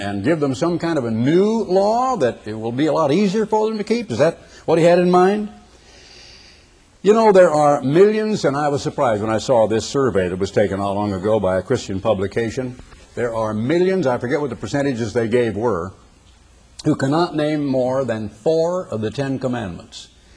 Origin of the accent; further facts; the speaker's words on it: Oregon, United States; I was a boy growing up in the Oregon Conference of the Church of God